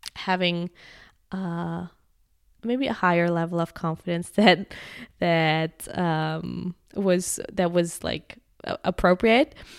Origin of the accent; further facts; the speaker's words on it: Germany; moved away; I'm from Germany